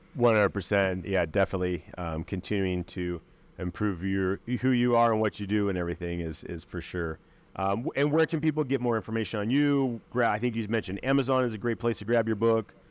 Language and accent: English; Akron, Ohio, United States; Akron, Ohio